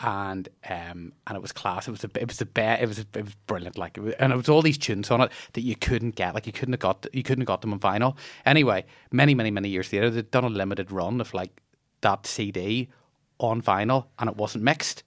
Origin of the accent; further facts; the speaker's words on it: Bangor, Northern Ireland, United Kingdom; I grew up in Bangor